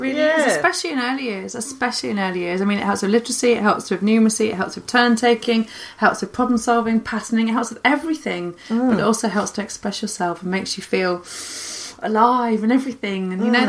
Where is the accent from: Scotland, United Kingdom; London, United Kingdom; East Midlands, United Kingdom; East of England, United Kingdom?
East Midlands, United Kingdom; Leicester; I'm from Leicester.